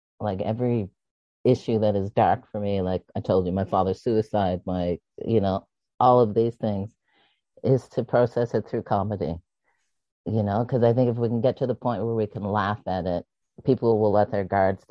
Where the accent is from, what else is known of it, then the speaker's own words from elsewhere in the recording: the Maritimes, Canada; I'm from the Maritimes, so we have nicknames on nicknames. So since I was a baby, everybody called me